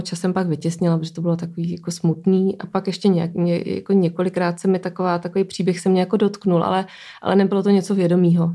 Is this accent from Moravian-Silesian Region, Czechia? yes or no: no; Brno, South Moravian Region, Czechia; now in Prague, Czechia; já jsem z Brna